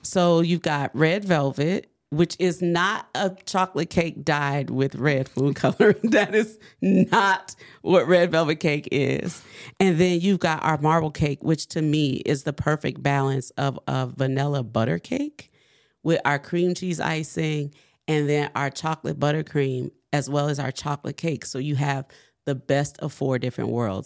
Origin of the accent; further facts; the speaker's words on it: New Orleans, Louisiana, United States; I'm from New Orleans